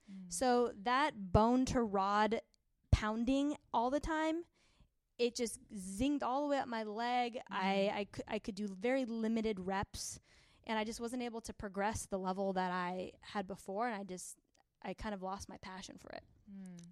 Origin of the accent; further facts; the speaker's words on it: San Diego, California, United States; we're from San Diego